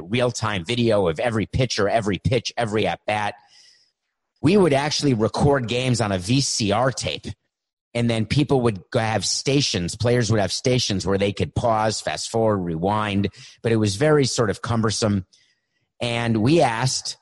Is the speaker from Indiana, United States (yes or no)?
no; New York City, New York, United States; I grew up in New York City